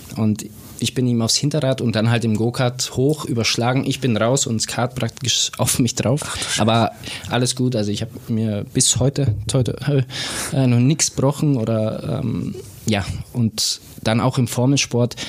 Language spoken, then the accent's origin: German; Bobingen, Bavaria, Germany; moved away as an adult; now in Lake Constance, Germany; ich bin äh, wie du sagst, in Bobingen aufgewachsen